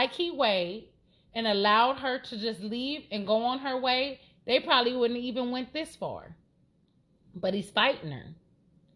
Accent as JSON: {"language": "English", "town": "Los Angeles", "region": "California", "country": "United States", "said": "I'm from Los Angeles"}